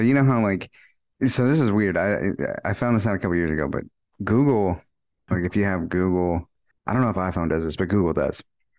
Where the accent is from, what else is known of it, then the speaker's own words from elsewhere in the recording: Texas, United States; we're from Texas